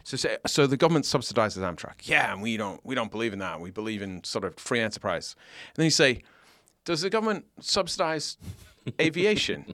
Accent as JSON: {"language": "English", "country": "United Kingdom", "moved": "yes", "lives_now": "United States", "said": "I disclaim my oath to the king"}